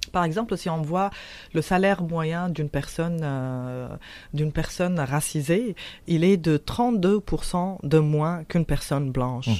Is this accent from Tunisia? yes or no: yes; Tunisia; now in Quebec, Canada; je suis tunisienne et mhm. euh, je viens de la révolution tunisienne